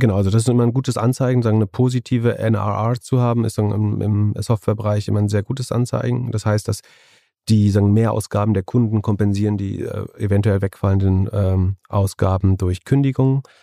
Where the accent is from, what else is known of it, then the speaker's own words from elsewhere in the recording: Greifswald, Mecklenburg-Vorpommern, Germany; das ist ein Unternehmen äh, aus meiner Heimat, aus Greifswald